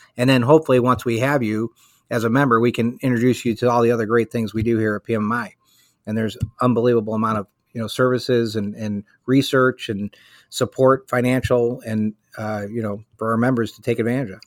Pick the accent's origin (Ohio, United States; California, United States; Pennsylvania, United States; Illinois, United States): Illinois, United States; Chicago; moved away as an adult; now in Virginia, United States; I am born and raised in Chicago. Uh, lived there up until about 20 years ago